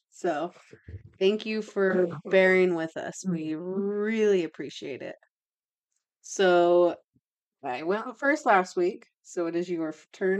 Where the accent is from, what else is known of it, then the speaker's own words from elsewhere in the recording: Kaysville, Utah, United States; I grew up in Kaysville, Utah